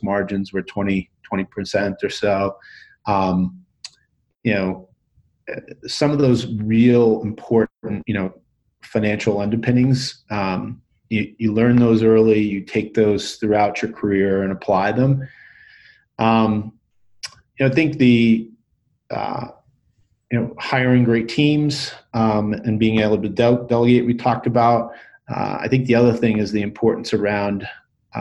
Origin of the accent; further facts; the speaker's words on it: New York, United States; now in Boulder, United States; I grew up in New York, but now I live in Boulder